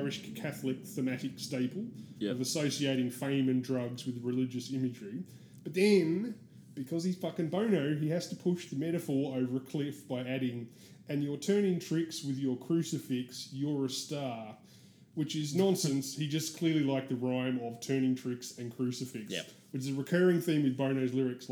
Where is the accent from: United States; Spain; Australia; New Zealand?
Australia; I'm Australian